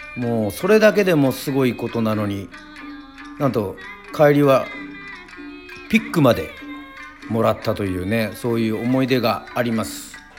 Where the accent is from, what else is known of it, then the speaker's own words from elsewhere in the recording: Yoron, Kagoshima, Japan; 自分もですねあの、まあ、与論島出身